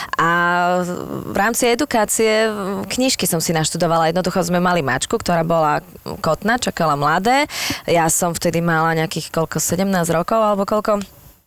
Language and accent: Slovak; Bratislava, Bratislava Region, Slovakia; jak som chodila e, z Devinskej do Devina